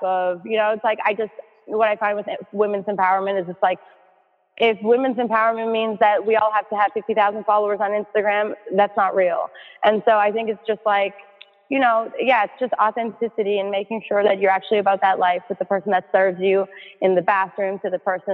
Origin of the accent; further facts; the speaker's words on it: Canada; moved away as an adult; now in New York City, United States; I'm so grateful to have grown up in Canada.